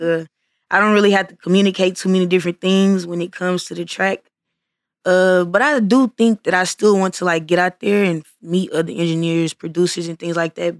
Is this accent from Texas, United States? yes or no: yes; Missouri City, Texas, United States; I'm from Mo City